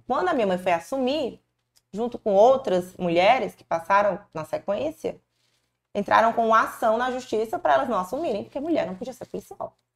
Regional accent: Fortaleza, Ceará, Brazil; Eu nasci aqui em Fortaleza mesmo

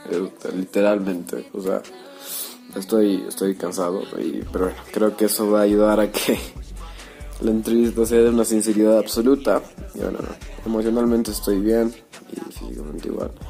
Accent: Ecuador; also born or lived in Merate, Italy; yo nací en las lejanas tierras de Italia, Merate, este, sí, en Italia, Merate. Este, y me vine aquí a Ecuador cuando, cuando recién era un baby, así que pues básicamente soy ecuatoriano

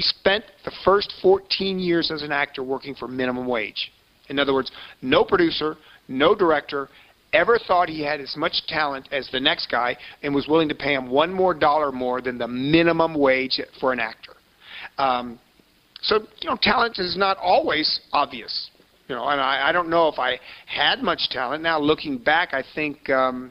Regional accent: Florida, United States; accent: Southern; moved away as an adult; also born or lived in Alton, Illinois; now in Los Angeles, United States; I'm from Florida. I grew up in Florida. We moved there when I was 4 years old from Alton, Illinois, where I was born.

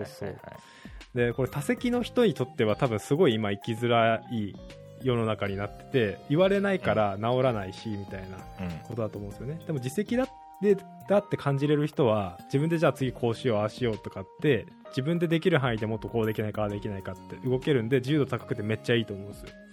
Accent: southern Japan, Japan; moved away as an adult; also born or lived in Australia; now in Tokyo, Japan; 僕出身が南の方

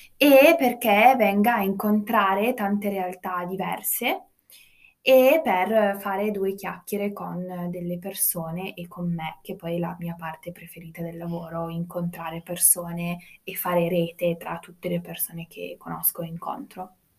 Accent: United States; now in Turin, Italy; io sono nata in America

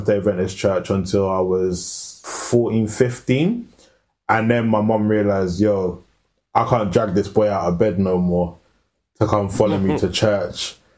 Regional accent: London, United Kingdom; I grew up in Northwest

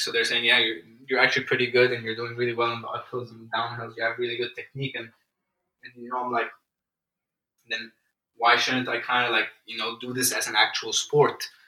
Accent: Egypt; moved away; I'm from Egypt

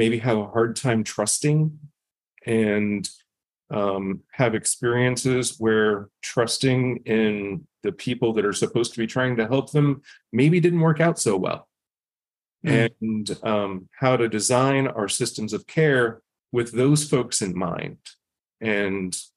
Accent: United States; I grew up in Indian country and experienced what it's like on reservations and what it's like to live there

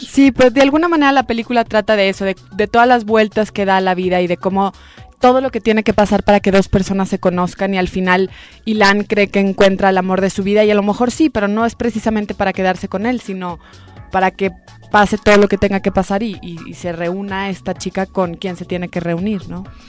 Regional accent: Mexico; Solamente somos dos mexicanas, que es Diana Bracho y yo

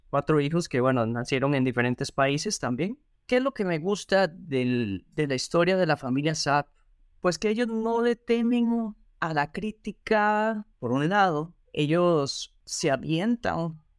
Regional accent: Argentina; moved away; éxodo, como lo llaman en las noticias, de argentinos hacia el mundo. Porque así como hay argentinos viajeros o argentinos que les gusta la vida un poco más mochilera, más relajada, pues hay otros que son profesionales

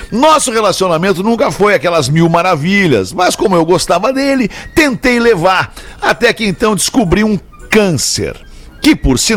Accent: Santa Catarina, Brazil; moved away as an adult; now in Massachusetts, United States; sou de Santa Catarina, mas atualmente moro em Massachusetts, nos Estados Unidos.

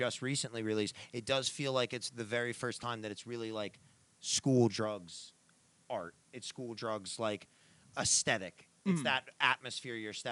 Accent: Brick, New Jersey, United States; moved away; I'm from Bricktown. Bricktown is South Jersey

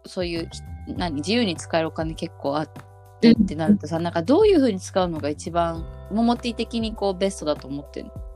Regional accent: Koto or Sumida ward, Tokyo, Japan; 江東区とか墨田区出身だから

